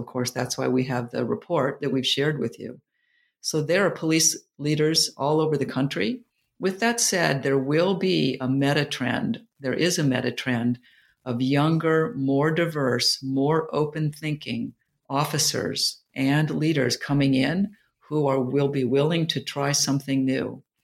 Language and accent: English; New York, United States; moved away; also born or lived in Silicon Valley / Jacksonville, Florida; I'm a New Yorker